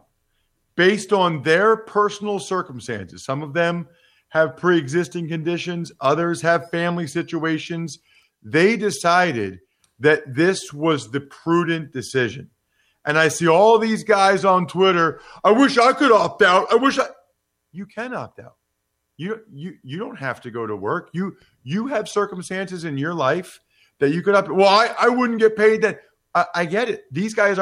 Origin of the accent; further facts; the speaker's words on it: Reading, Pennsylvania, United States; my hometown of Reading, Pennsylvania